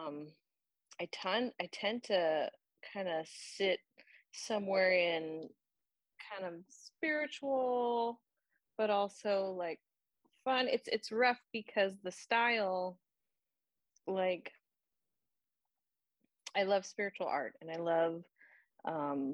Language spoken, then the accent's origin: English; Orange County, Southern California, United States; now in Atlanta, United States; I'm actually from Southern California, and so I grew up in Orange County, just outside of Los Angeles, which to me was large